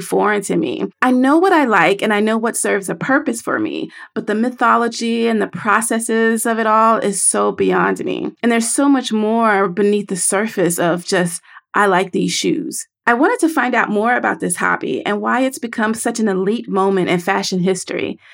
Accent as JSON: {"language": "English", "region": "the South", "country": "United States", "said": "I am from the South."}